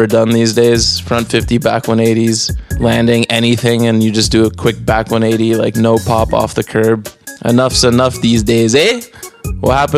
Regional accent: Montreal, Quebec, Canada; moved away; also born or lived in Toronto; I grew up in Montreal

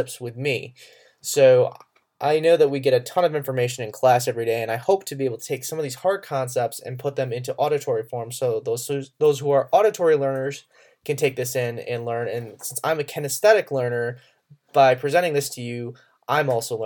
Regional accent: Western New York State, United States; moved away as an adult; also born or lived in Alabama; now in Harrogate, Tennessee, United States; I grew up in Western New York State

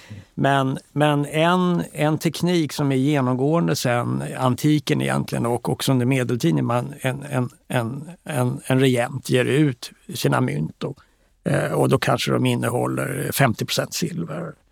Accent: Stockholm, Stockholm County, Sweden; jag växte upp här på Östermalm

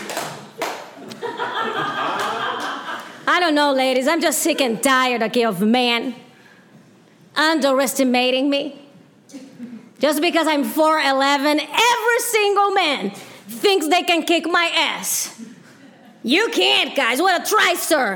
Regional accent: Brazil; English is a second language; now in United States; I'm from Brazil. That's why I have an accent.

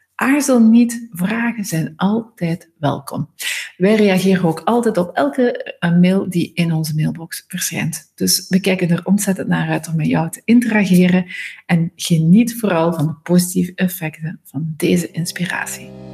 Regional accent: Ghent, Flanders, Belgium; moved away; naar Gent gegaan, dus mijn geboortestad.

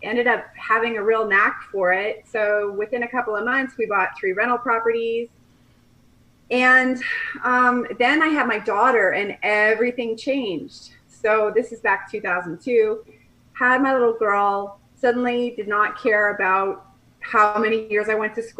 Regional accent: Colorado, United States; moved away as an adult; also born or lived in Nebraska; now in Kelowna, Canada; I'm from Colorado. I grew up in Colorado, went to school in Nebraska, met my husband in graduate school

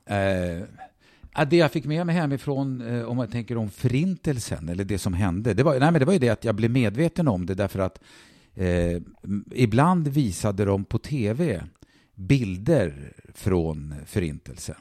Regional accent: Stockholm, Stockholm County, Sweden; född och uppvuxen i Stockholm

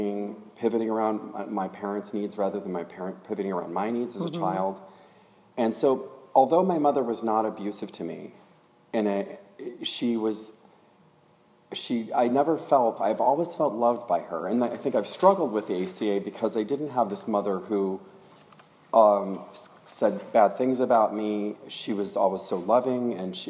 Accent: Oklahoma, United States; I grew up in Oklahoma

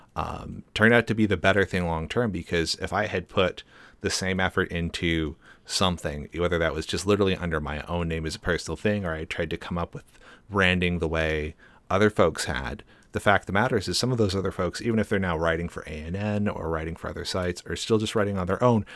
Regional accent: Seattle, Washington, United States; growing up in Seattle

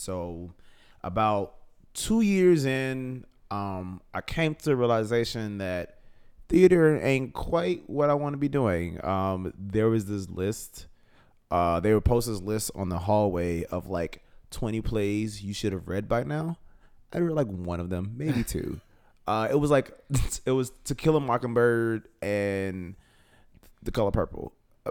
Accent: Chicago, Illinois, United States; I'm born and raised on the South Side of Chicago.

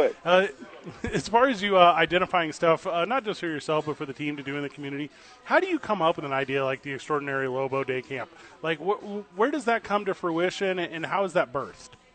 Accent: Midwest, United States; moved away; I grew up like in the Midwest

